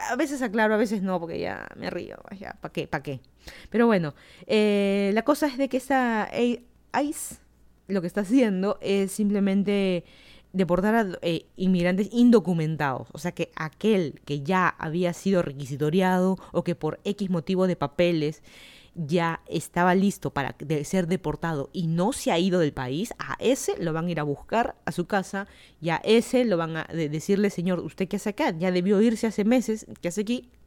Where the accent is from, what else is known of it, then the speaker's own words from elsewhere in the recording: Mexico; Ellos ni saben que los países y ellos nosotros somos mexicanos.